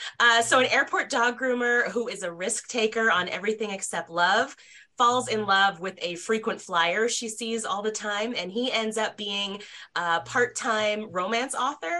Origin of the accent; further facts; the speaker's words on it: Nebraska, United States; also born or lived in Tokyo, Japan / London, United Kingdom / California; I grew up a military brat. So I was born in Tokyo, lived in London, California, and my parents moved to Nebraska when I was in middle school, which is where they retired.